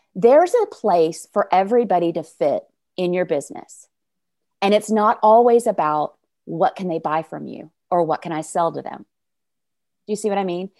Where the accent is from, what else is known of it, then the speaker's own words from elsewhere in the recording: North Little Rock, Arkansas, United States; I am from North Little Rock, Arkansas, which is right outside the capital city of Little Rock.